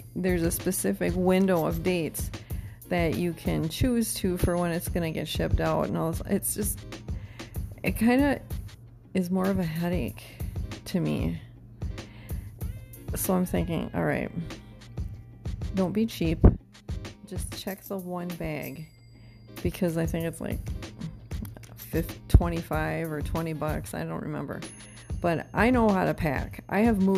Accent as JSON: {"language": "English", "region": "Wisconsin", "country": "United States", "tie": "born or raised there", "moved": "yes", "said": "I'm investing in future business dealings in my home state"}